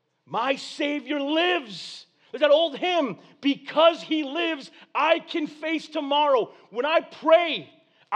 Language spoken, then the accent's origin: English; Corpus Christi, Texas, United States; I was born in Corpus Christi, Texas